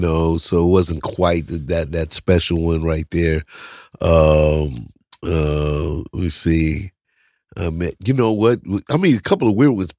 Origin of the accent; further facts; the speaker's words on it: St. Louis, Missouri, United States; I'm from Saint Louis